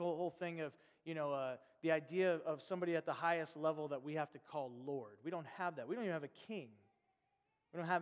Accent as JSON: {"language": "English", "region": "Nebraska", "country": "United States", "tie": "born or raised there", "moved": "yes", "lives_now": "Chicago, United States", "said": "I grew up in America, and I grew up in Nebraska"}